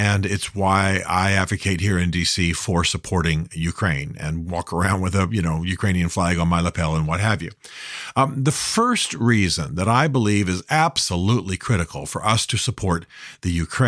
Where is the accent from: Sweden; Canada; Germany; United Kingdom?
Germany; I grew up in Western Europe. Many of you know that I spent many, many years of my youth in Germany, have a real affinity with Germany